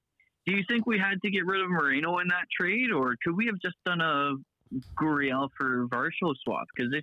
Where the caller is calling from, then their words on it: Niagara Falls, Ontario, Canada; I'm calling from Niagara Falls, Ontario.